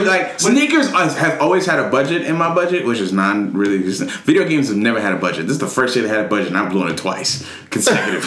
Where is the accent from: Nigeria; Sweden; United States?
Nigeria; I'm Nigerian.